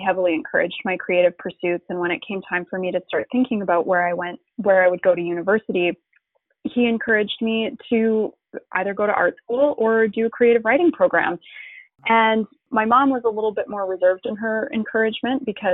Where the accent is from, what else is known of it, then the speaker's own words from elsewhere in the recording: Calgary, Alberta, Canada; the art school that was located in Calgary, which is my hometown